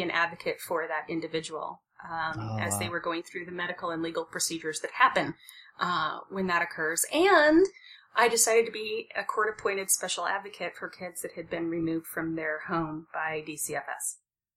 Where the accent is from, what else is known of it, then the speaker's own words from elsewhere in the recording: Midwest, United States; I grew up in the Midwest, and frequently Midwesterners are raised to believe, you know, work hard and you'll get what you want. We're hard workers in the Midwest